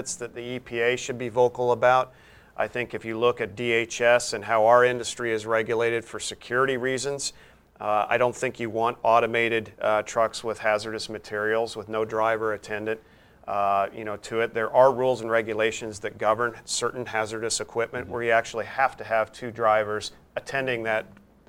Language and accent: English; Wyoming, United States; my home state of Wyoming